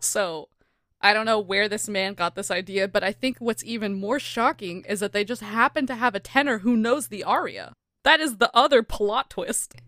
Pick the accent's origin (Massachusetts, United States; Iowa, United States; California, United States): California, United States; accent: California; my California accent